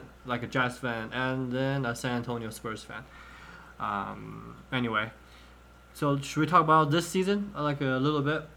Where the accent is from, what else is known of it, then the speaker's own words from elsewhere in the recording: China; I grew up in China back in 06, 07. I was like 4th, 5th, 6th grade